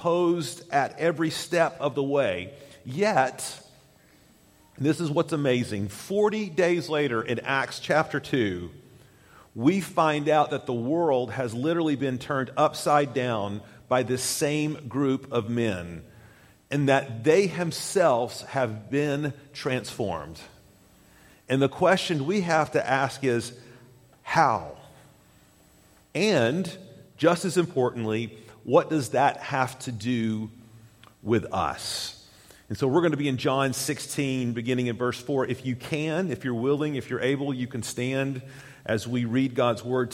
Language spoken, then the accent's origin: English; Chattanooga, Tennessee, United States; When I was a young lad in the 70s, growing up in Chattanooga, Tennessee